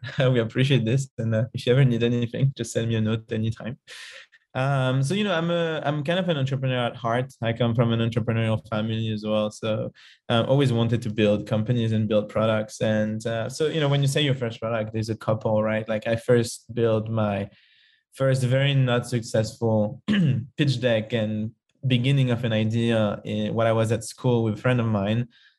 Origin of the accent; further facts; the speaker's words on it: Paris, Île-de-France, France; English is a second language; moved away; I'm from Paris originally and lived in lots of different countries.